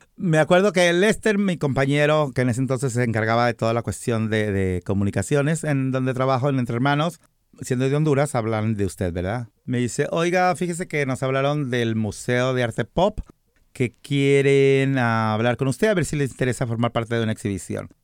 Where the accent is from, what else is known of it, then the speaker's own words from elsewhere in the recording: Guadalajara, Jalisco, Mexico; moved away as an adult; now in United States; yo soy mexicano